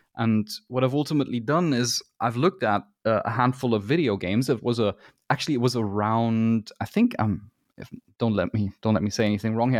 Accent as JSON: {"language": "English", "country": "Germany", "said": "I am from Germany"}